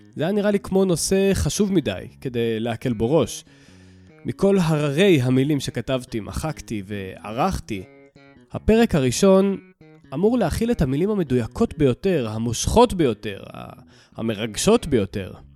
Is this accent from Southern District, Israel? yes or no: yes; Southern District, Israel; moved away as an adult; also born or lived in Jerusalem; now in Ramat Gan, Israel; גדלתי בדרום החם והצהוב